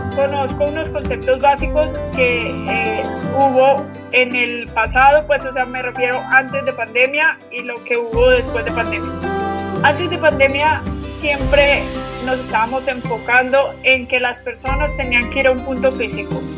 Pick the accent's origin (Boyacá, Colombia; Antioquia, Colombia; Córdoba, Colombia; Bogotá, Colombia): Antioquia, Colombia; Medellín; also born or lived in Australia; yo soy de Medellín, eh, por el acento creo que te puedes dar cuenta un poquito